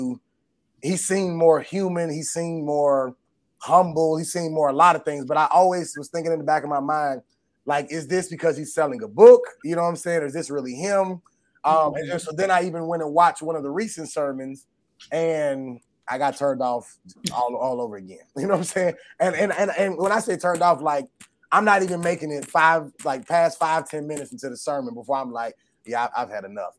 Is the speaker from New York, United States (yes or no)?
no; Atlanta, Georgia, United States; the church that we grew up in Atlanta